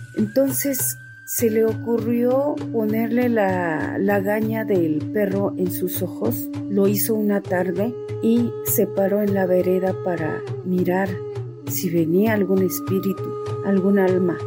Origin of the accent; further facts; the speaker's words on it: Tzotzil land, Chiapas, Mexico; con mis abuelos, con mis padres en mi tierra tzotzil